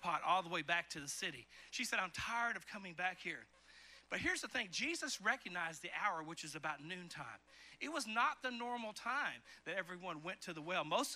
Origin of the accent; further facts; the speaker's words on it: eastern Kentucky, United States; also born or lived in Chicago, Illinois; I moved in the fifth grade from Chicago, Illinois, where the houses were right next to each other, to the country out in Kentucky, in eastern Kentucky